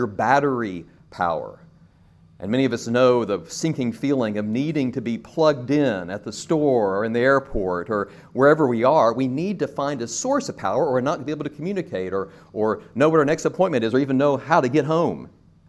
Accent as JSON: {"language": "English", "region": "Arkansas", "country": "United States", "moved": "yes", "lives_now": "Tampa, United States", "said": "I come from Tampa, Florida. There, I'm originally from Arkansas"}